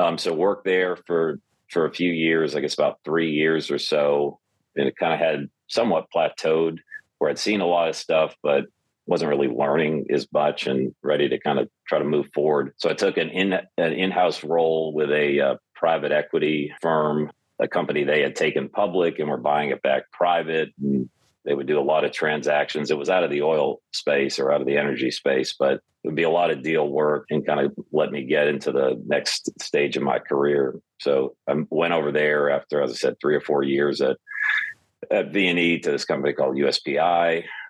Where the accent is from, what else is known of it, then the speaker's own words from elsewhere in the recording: Northwest Massachusetts, United States; moved away; So I actually grew up kind of by the New Hampshire border, so Northwest Massachusetts, and went to college in upstate New York, went to Cornell there